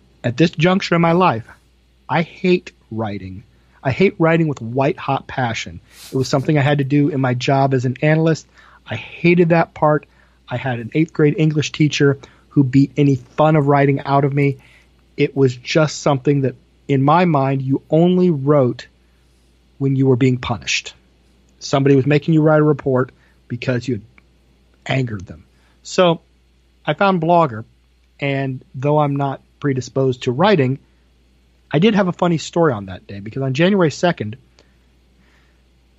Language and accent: English; Iowa, United States; moved away as an adult; also born or lived in Washington, D.C. area / Martelle, Iowa; I wanted to move back to Iowa.